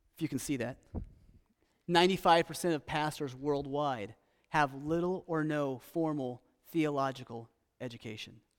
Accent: United States; also born or lived in Costa Rica; as an American

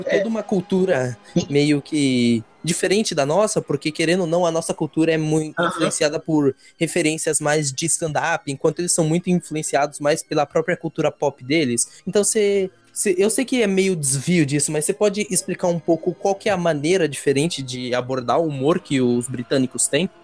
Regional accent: São Paulo, Brazil; also born or lived in Pernambuco; eu sou pernambucano, mas eu vivi minha vida inteira aqui em, em São Paulo, nesse bairro

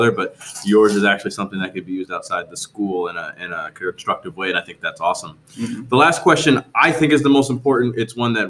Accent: New Jersey, United States; moved away; as someone who grew up in New Jersey

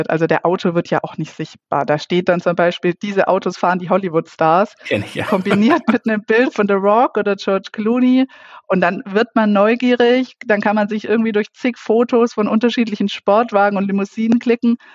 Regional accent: Baden-Württemberg, Germany; now in Munich, Germany; Nee, ich bin keine Münchnerin. Ich komme aus der Nähe von Reutlingen aber da war nicht ganz so viel

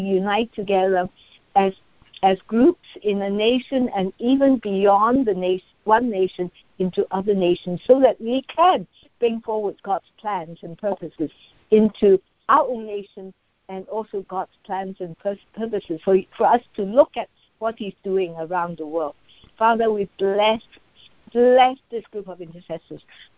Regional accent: Hong Kong; I'm from Hong Kong

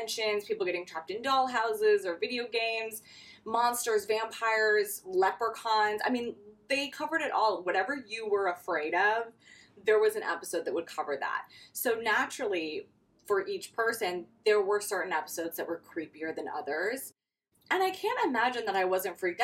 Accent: Wisconsin, United States; as a kid growing up in Wisconsin

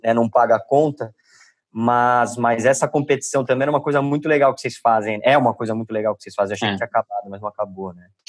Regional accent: Brazil; nós, como brasileiros aqui, a gente é povo que gosta de abraçar

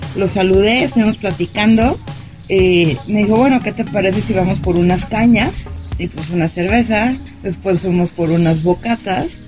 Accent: Mexico; de México, este, vengo a Barcelona por trabajo

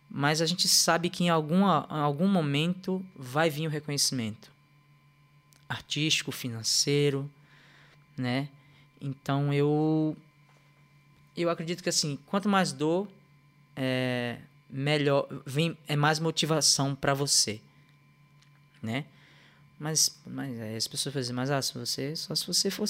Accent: Northeast Region, Brazil; quando a gente chega em algum lugar do Brasil e fala, ah, eu sou do Nordeste, fala ah, é baiano.

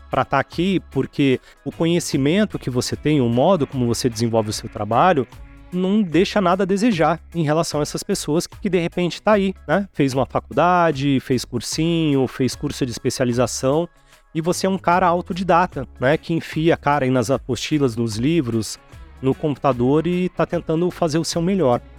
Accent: Santos, São Paulo, Brazil; also born or lived in Registro / Venda Nova do Imigrante / São Vicente / Guarujá; Eu vivi quase toda a minha adolescência em Santos, ali na Baixada Santista, né?

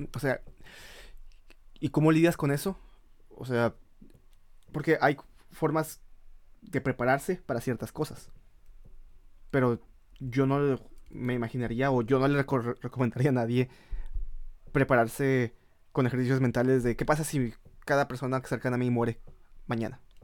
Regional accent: Mexico; moved away; no somos el mexicano que está en el extranjero

